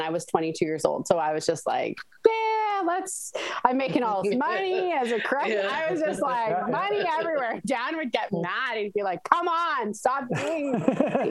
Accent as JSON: {"language": "English", "town": "Calgary", "region": "Alberta", "country": "Canada", "tie": "born or raised there", "said": "I grew up in Calgary, so Banff has always been like in my back pocket"}